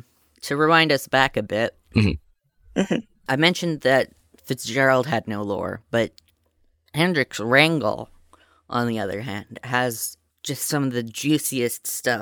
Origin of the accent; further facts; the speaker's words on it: Canada; Speaking as a Canadian.